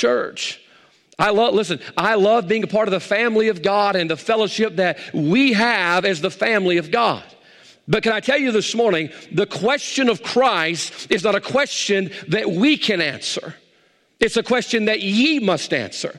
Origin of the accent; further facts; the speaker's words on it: the South, United States; we grew up in the South. We live in the Bible Belt